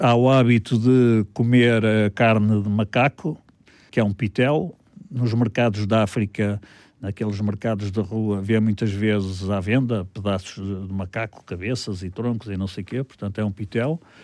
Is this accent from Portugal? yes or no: yes; Porto, Norte, Portugal; also born or lived in Vila Real, Trás-os-Montes; Sou do Porto e comecei a minha vida em Trás-os-Montes